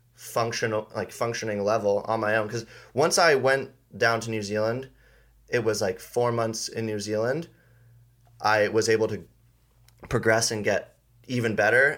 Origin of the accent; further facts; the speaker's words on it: Paia, Hawaii, United States; grew up on Maui. I grew up in Paia